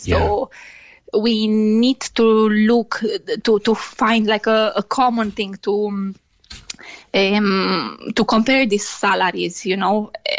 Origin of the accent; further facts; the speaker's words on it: Romania; English is a second language; now in Ireland; I'm from Romania, yes.